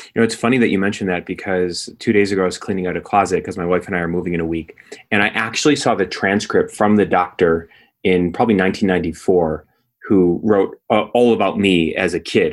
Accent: Skokie, Illinois, United States; I grew up in Skokie, Illinois. It's a suburb of Chicago

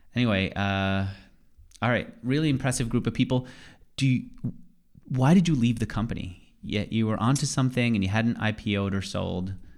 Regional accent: New York, United States; moved away as an adult; now in Austin, United States; I grew up in New York, and I really didn't believe that people could see the stars for most of my childhood.

